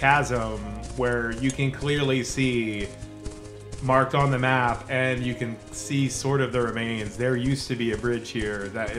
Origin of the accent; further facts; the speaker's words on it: the South, United States; I was born in the South.